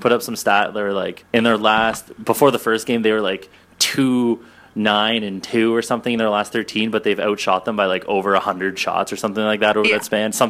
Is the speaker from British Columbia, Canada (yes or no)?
no; Toronto, Ontario, Canada; I'm from Toronto, for everybody that hasn't figured that out yet, but my sweet accent.